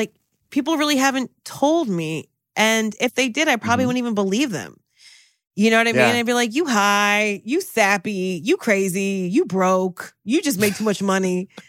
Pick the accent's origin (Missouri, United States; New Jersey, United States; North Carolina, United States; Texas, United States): New Jersey, United States; Trenton; dude, I'm from Jersey. I'm from Trenton.